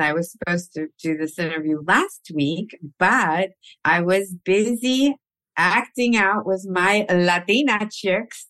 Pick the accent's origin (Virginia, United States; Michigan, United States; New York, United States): New York, United States; New York City; moved away as an adult; now in California, United States; I was born in Queens. From immigrant parents, both Colombian.